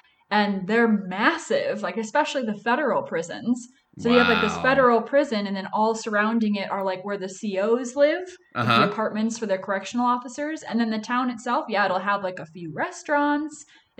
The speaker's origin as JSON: {"language": "English", "region": "Wisconsin", "country": "United States", "moved": "yes", "lives_now": "Philadelphia, United States", "said": "So I'm from Wisconsin originally."}